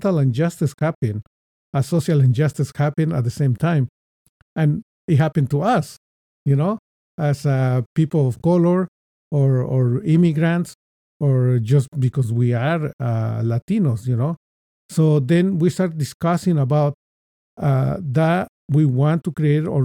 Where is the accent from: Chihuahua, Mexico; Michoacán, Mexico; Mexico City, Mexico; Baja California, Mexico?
Mexico City, Mexico; moved away as an adult; now in United States; I was born in Mexico City, and I moved to the United States when I was 24 years old